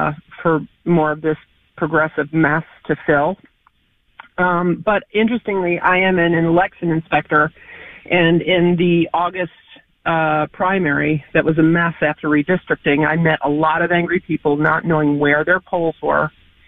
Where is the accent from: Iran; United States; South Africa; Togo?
United States; New York; born and raised in New York.